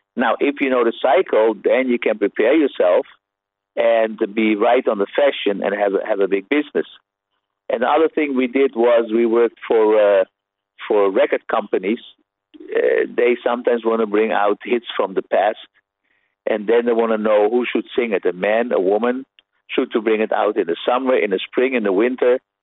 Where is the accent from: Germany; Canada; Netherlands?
Netherlands; a Dutch person that I am